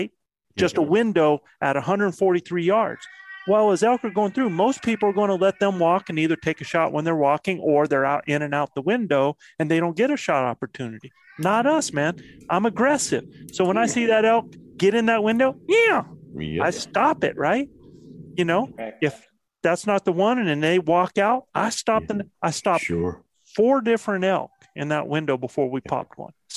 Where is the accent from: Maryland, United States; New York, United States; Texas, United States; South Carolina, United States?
South Carolina, United States; my home state of South Carolina